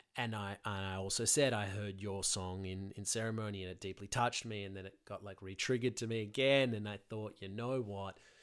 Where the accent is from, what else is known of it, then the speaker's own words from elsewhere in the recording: Sydney, New South Wales, Australia; I'm from Sydney, Australia.